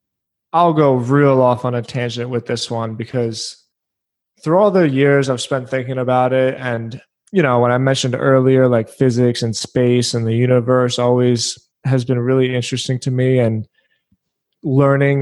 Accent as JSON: {"language": "English", "town": "Philadelphia", "region": "Pennsylvania", "country": "United States", "tie": "born or raised there", "also_born_or_lived": "Edinburgh, Scotland (ancestry)", "moved": "yes", "lives_now": "Florida, United States", "said": "we grew up in Philadelphia"}